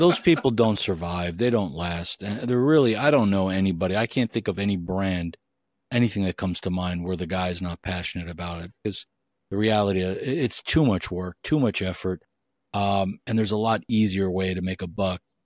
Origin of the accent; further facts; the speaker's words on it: United States; I'm an American and live in the U S